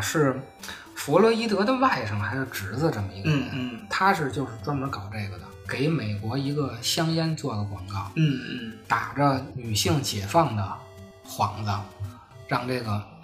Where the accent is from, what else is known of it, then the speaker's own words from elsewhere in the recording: Beijing, China; 我小时候在那个王府井那个 地下通道上卖那种嗯。小报的